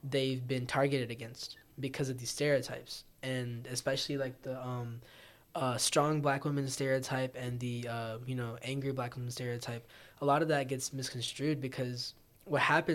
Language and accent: English; Morrow, Georgia, United States; I grew up in Clay County, which is predominantly black